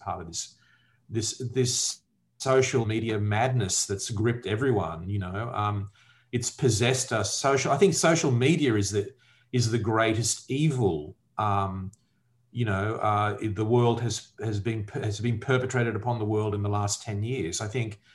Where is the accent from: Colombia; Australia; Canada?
Australia; my point of view as an Australian living in Australia